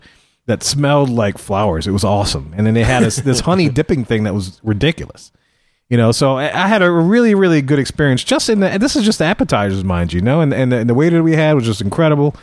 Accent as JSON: {"language": "English", "region": "Louisiana", "country": "United States", "said": "we're from Louisiana"}